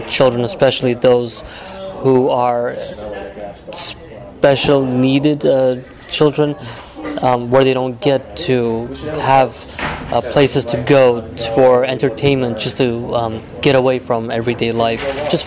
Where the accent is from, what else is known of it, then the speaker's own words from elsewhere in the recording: New York City, New York, United States; moved away as an adult; now in Southern California, United States; I'm from New York City. Moved out here about 2 years ago.